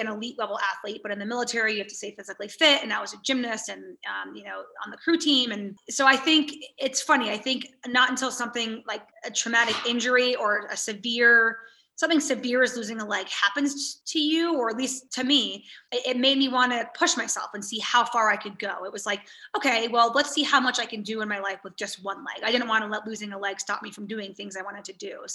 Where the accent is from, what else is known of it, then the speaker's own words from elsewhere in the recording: United States; growing up in America